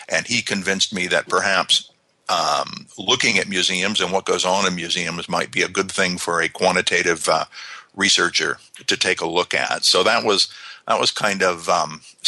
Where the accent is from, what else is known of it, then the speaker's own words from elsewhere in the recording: United States; moved away as an adult; also born or lived in South Island, New Zealand; now in New Zealand; I'm not a Kiwi. I'm an American. I'm a Yank.